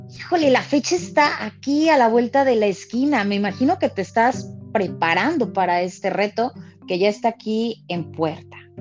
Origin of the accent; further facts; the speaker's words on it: Mexico; sentimos hasta como mexicanos que todos ganamos